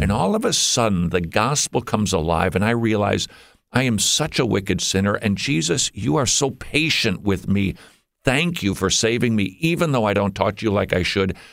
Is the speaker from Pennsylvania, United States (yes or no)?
no; Minnesota, United States; moved away as an adult; We moved from above the Mason Dixon line about twelve years ago. We're from Minnesota